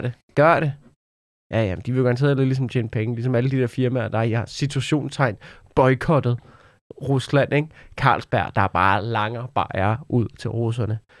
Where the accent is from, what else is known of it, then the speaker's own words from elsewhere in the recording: Denmark; man som dansker